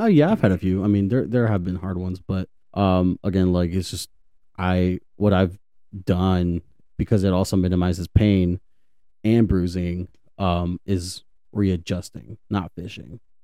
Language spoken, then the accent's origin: English; Dallas, Texas, United States; I was, I was born and raised in Dallas.